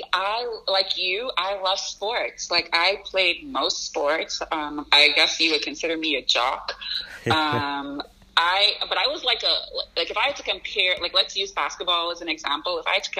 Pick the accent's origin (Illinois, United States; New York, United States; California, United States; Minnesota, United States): Illinois, United States; Chicago; born there; like I said, I was born in Chicago.